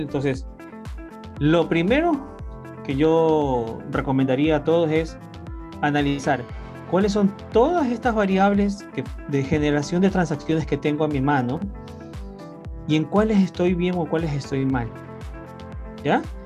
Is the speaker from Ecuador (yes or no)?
yes; Ecuador; mi país, Ecuador